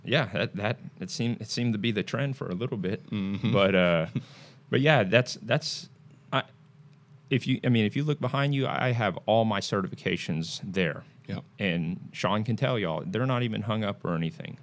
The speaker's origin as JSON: {"language": "English", "country": "Singapore", "moved": "yes", "lives_now": "United States", "said": "I'm originally from Singapore"}